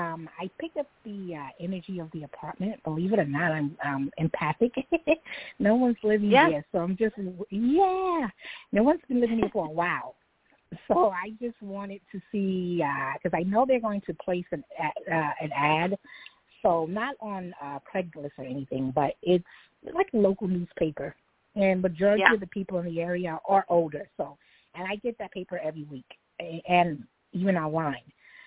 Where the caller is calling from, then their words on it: New York, United States; I would like to – I'm calling from New York